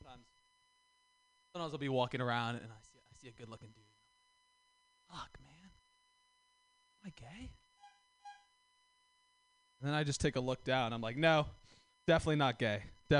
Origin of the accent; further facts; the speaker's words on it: San Francisco, California, United States; I'm from San Francisco. I've grown up here my whole life